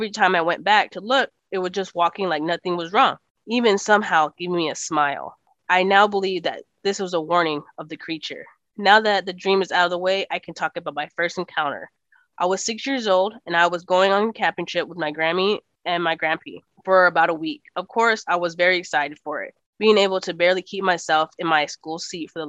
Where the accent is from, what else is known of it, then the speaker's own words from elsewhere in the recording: Texas, United States; accent: Texas; it's my Texas accent